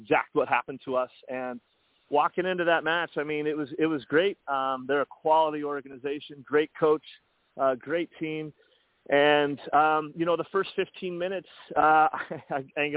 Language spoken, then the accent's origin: English; Colorado, United States; now in Baltimore, United States; I grew up in Colorado